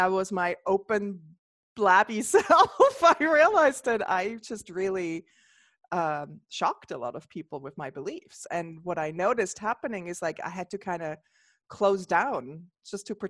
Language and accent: English; Switzerland; now in United States; I grew up in the Swiss Alps and the area of Switzerland I grew up was like that state I grew up in was the first state that allowed for holistic healers in Switzerland to open shop